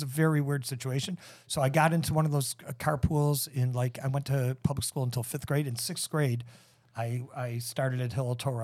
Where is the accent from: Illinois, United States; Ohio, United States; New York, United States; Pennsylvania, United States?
Illinois, United States; Chicago; also born or lived in Des Plaines, Illinois; I am from Chicago